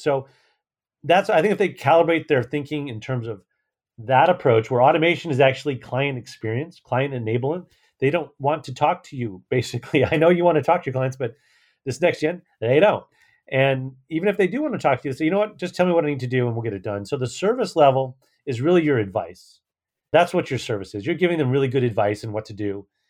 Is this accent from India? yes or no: no; San Francisco, California, United States; San Francisco, obviously my hometown